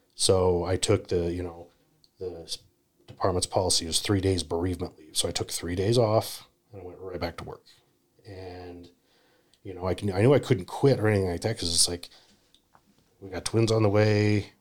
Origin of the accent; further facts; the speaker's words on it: Utah, United States; I grew up in Utah